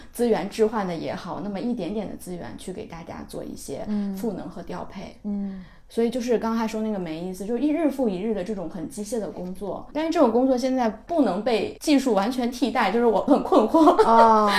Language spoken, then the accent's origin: Chinese; Hebei, China; 我河北人